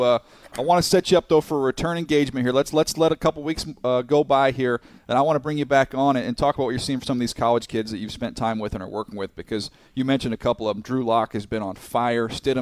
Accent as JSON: {"language": "English", "town": "San Diego", "region": "California", "country": "United States", "tie": "born or raised there", "lives_now": "Riverside, United States", "said": "I grew up in San Diego. I live in Riverside"}